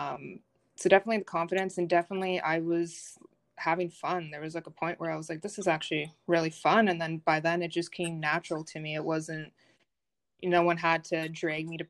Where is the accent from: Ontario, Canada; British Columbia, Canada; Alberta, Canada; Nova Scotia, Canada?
Ontario, Canada; Brockville; I'm originally from Brockville